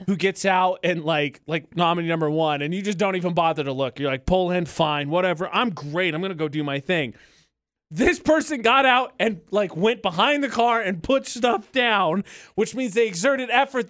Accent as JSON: {"language": "English", "region": "Indiana", "country": "United States", "tie": "born or raised there", "moved": "yes", "said": "my home state of Indiana"}